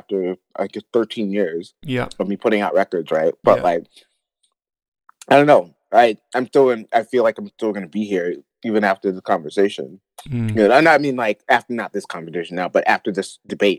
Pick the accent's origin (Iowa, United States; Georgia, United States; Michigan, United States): Michigan, United States; Detroit; moved away as an adult; also born or lived in Los Angeles / Calgary, Canada; now in Denver, United States; growing up in Detroit